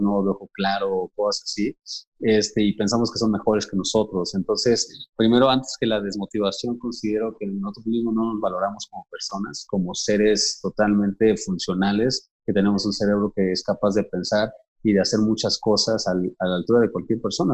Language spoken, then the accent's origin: Spanish; Mexico; nosotros como mexicanos